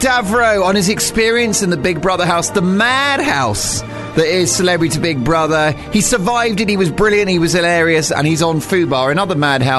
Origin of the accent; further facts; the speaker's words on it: United Kingdom; I'm not one to big myself up because I'm British.